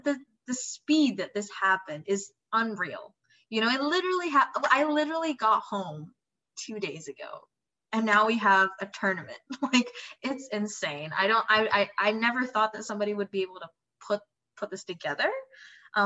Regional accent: Indonesia; moved away; I'm from Indonesia.

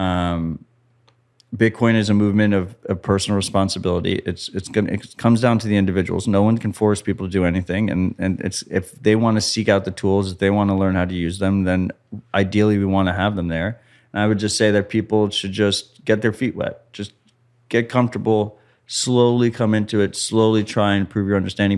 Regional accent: United States; I'm American.

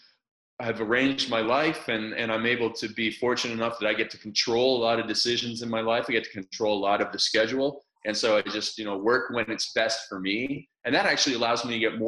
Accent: small town outside of Toronto, Ontario, Canada; So I was born in a small town outside of Toronto, Canada. And where I lived, it was ice hockey madness

